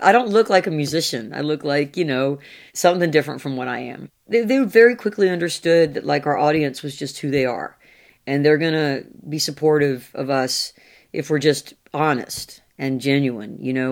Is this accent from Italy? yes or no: no; the American South, United States; I'm a Southerner.